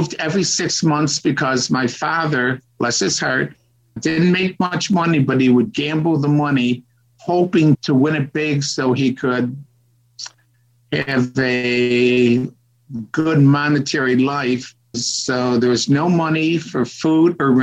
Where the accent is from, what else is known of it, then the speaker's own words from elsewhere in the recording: Rochester, New York, United States; moved away as an adult; now in China; I was born in Rochester, New York